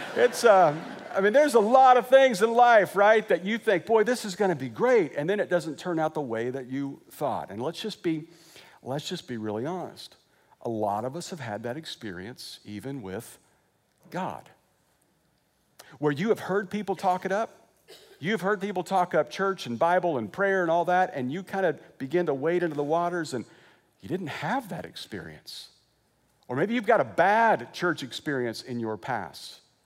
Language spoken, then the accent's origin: English; Wichita, Kansas, United States; moved away as an adult; also born or lived in Joplin, Missouri / Lexington, Kentucky; now in California, United States; I grew up in Wichita.